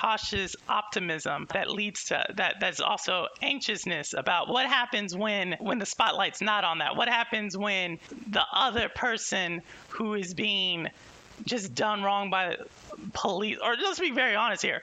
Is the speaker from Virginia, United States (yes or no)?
no; Houston, Texas, United States; I'm from Houston